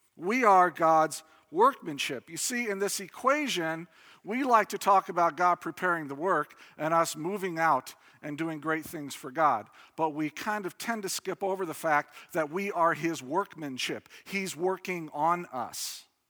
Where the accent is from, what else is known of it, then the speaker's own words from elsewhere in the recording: Indiana, United States; I grew up in Indiana